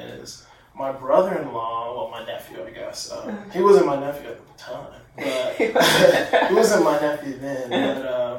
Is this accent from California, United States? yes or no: no; Goose Creek, South Carolina, United States; also born or lived in Charleston, South Carolina; So I was born here. I grew up in Goose Creek.